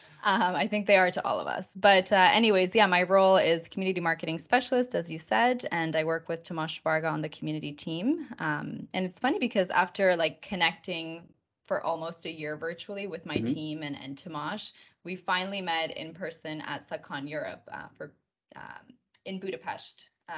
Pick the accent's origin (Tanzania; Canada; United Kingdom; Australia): Canada; Victoria, British Columbia; also born or lived in Argentina; as Josh said. I'm actually from Victoria, British Columbia in Canada. I'm Canadian, but my life has always been divided between Canada and Argentina